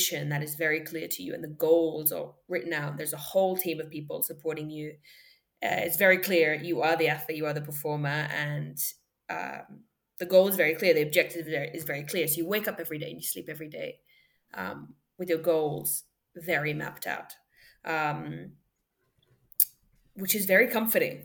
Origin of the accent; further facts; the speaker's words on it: Perth, Western Australia, Australia; also born or lived in Paris, France; I grew up in Perth, Australia, amongst other places. My dad is French. My mom is Moroccan. I was born in Paris.